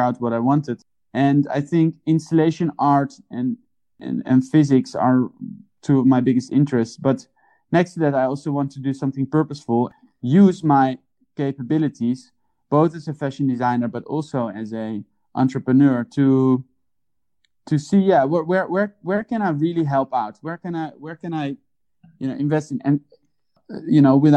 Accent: Amsterdam, North Holland, Netherlands; I was born in Amsterdam

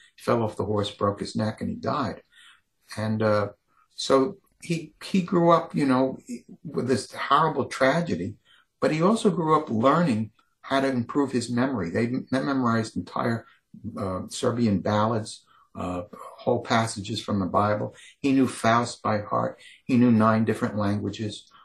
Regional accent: New York, United States; I grew up in New York

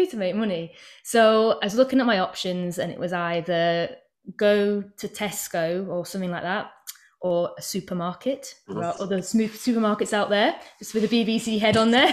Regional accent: Yorkshire and the Humber, United Kingdom; also born or lived in Manchester; now in North West England, United Kingdom; So I'm from East Yorkshire originally, and it's very arable around there.

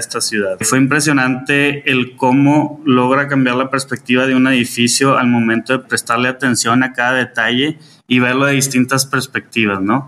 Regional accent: Monterrey, Nuevo León, Mexico; soy orgullosamente regio

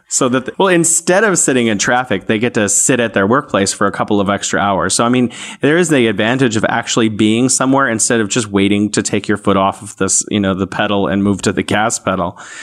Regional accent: San Francisco, California, United States; now in Wuhan, China

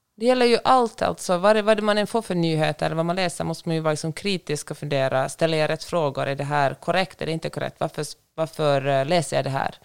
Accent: Finland; also born or lived in Sweden; now in Los Angeles, United States; hemma i Finland

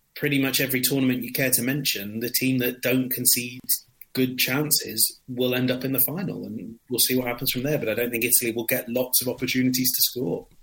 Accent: England, United Kingdom; being English

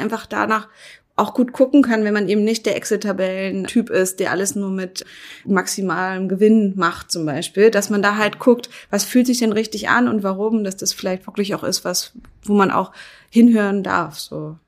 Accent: Berlin, Germany; ich bin ja Berlinerin

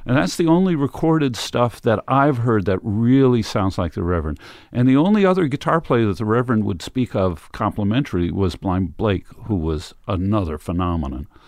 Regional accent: Westchester County, New York, United States; I grew up in, uh, Westchester County

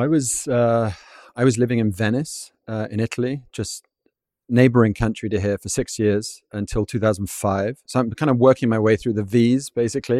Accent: London, United Kingdom; moved away as an adult; now in Vienna, Austria; I grew up in London

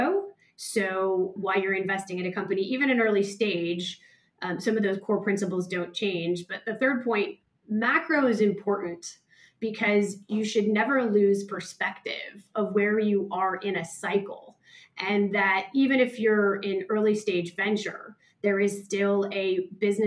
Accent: San Francisco Bay Area, California, United States; moved away as an adult; also born or lived in New York; now in Sydney, Australia; growing up in Silicon Valley

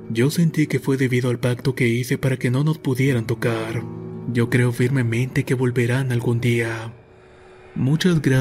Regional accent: Cancún, Quintana Roo, Mexico; soy de Cancún, Quintana Roo.

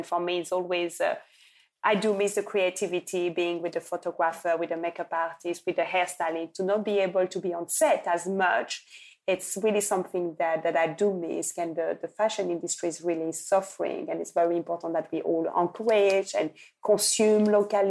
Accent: Lubumbashi, Haut-Katanga, DR Congo; when I went to Lubumbashi in my hometown where I was born in Congo, they told me

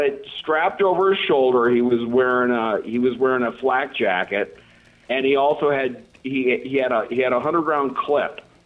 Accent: Colorado, United States; moved away; also born or lived in New York; I grew up in Colorado with people that were knocking elks down

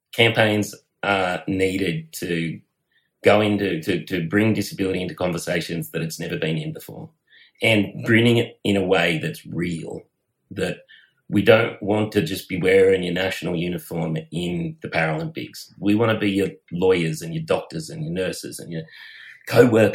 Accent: Bathurst, New South Wales, Australia; I grew up just outside of Bathurst

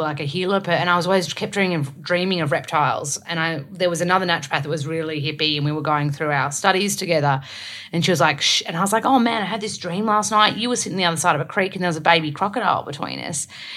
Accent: Melbourne, Victoria, Australia; also born or lived in Sydney; I'm from Melbourne

